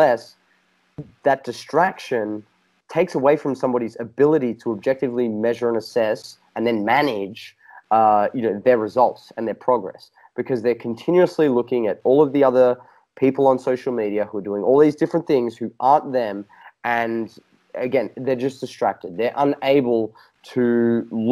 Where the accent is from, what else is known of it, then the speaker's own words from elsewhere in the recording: Australia; accent: Australian; my Australian accent